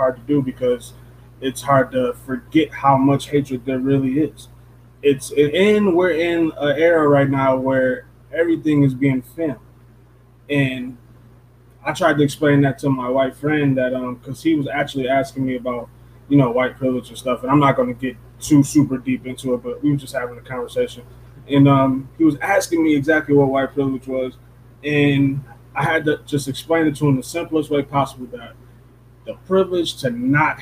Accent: Detroit, Michigan, United States; also born or lived in Belleville, Michigan; I grew up in fucking Detroit, Michigan. And then when I moved from Detroit, Michigan out to Belleville

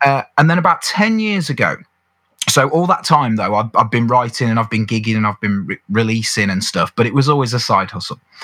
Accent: around Birmingham, West Midlands, United Kingdom; I was brought up in the Midlands. So, to put that in mm. context, we're talking perhaps Birmingham, around that area

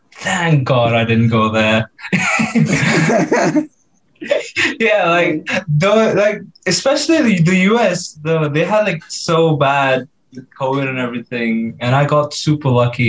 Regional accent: Mumbai, Maharashtra, India; also born or lived in Delhi; now in Brisbane, Australia; Yes, so of course … I am from Mumbai. Even though I was born in Delhi, I just say I'm from Mumbai.

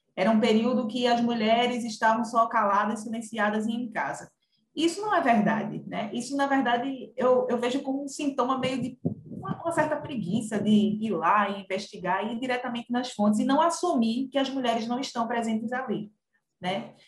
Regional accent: Camaragibe, Pernambuco, Brazil; eu sou de, natural de Camaragibe, na região metropolitana do Recife

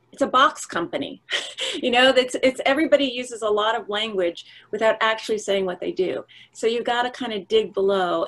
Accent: New Jersey, United States; I'm from New Jersey.

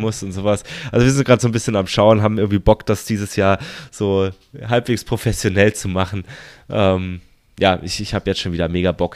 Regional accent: Baden-Württemberg, Germany; moved away; in dem Landkreis, wo ich, wo ich herkomme.

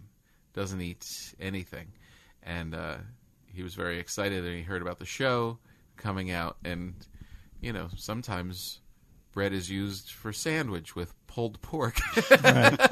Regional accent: New York, United States; moved away as an adult; now in Los Angeles, United States; we come from New York and we're living in L.A.

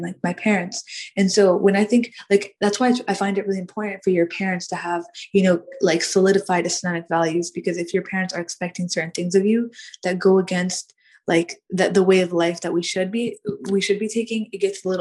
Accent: United States; I grew up in America. I've been living in America since 2002 or 2003

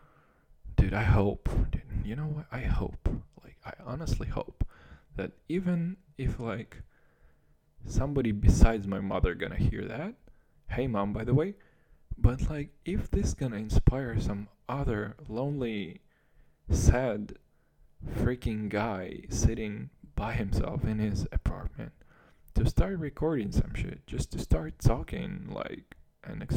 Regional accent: Kazakhstan; English is a second language; moved away; I was still growing up in Kazakhstan, which is probably the farthest thing you can imagine from America

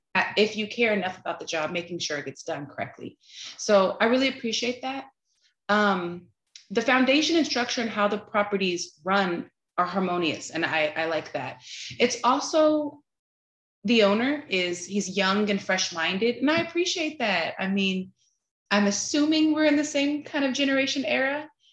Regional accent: Texas, United States; also born or lived in California; I'm originally from California um, relocated to Texas when I was a kid.

